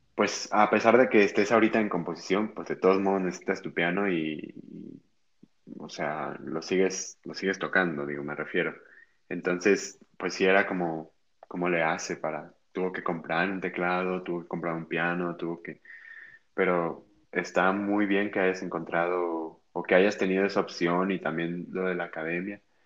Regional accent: Guadalajara, Jalisco, Mexico; yo soy de aquí de Guadalajara

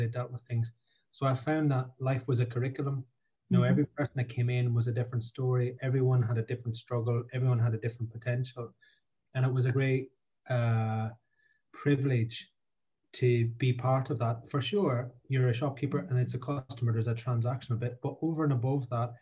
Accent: Ireland; now in Scotland; I say I'm from Ireland because I grew up in a pub beside a crossroads near a field in the middle of nowhere.

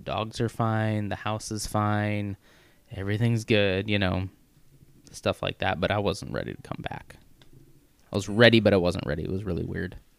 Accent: Missouri, United States; moved away; I grew up in in Missouri

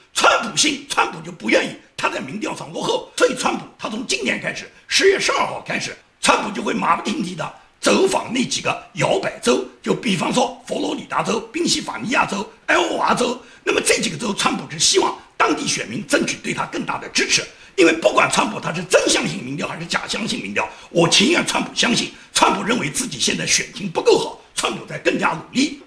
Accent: China; 至于我们中国人所了解的

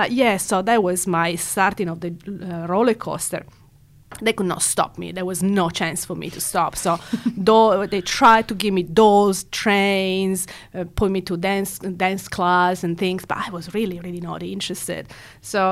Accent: Italy; moved away as an adult; now in Perth, Australia; I was born and raised in Italy

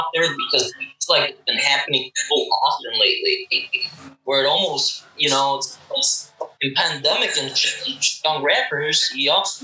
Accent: Chicago, Illinois, United States; I grew up on the South Side

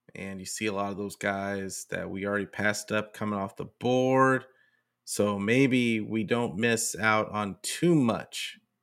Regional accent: California, United States; I'm from Cali

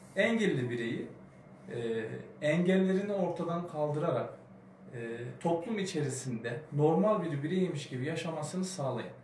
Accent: Kahramanmaraş, Turkey; ben de Kahramanmaraşlı olduğum için

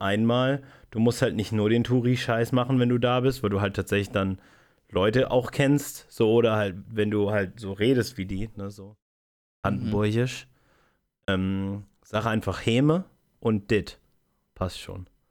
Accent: Spreewald, Brandenburg, Germany; ich aus dem Spreewald komme.

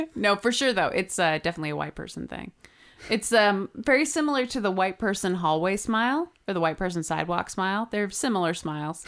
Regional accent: California, United States; we're both from California

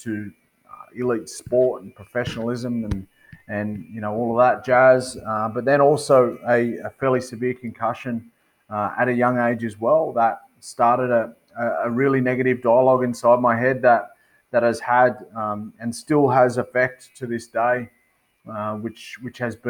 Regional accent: Cowra, New South Wales, Australia; also born or lived in Wagga Wagga, New South Wales; So grew up in Cowra, I lived there till we were 10, and then we moved to Wagga

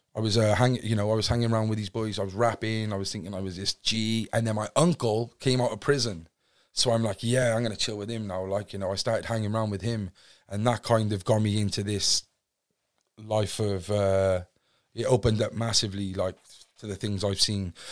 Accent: Cardiff, Wales, United Kingdom; originally I'm from Cardiff, a place called Fairwater, Cardiff West. Um, born on any ordinary council estate

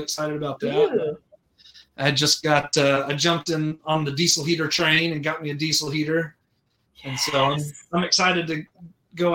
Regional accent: Orlando, Florida, United States; I grew up in Orlando

